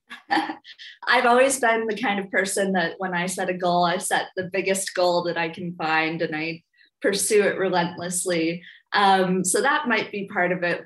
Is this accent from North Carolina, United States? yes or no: no; Minneapolis, Minnesota, United States; I grew up in the Twin Cities, so in the Midwest